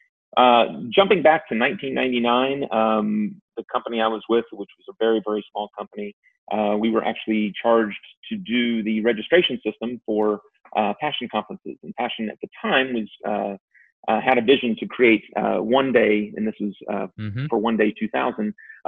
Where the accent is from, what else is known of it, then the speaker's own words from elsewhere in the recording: Virginia, United States; I was born in Virginia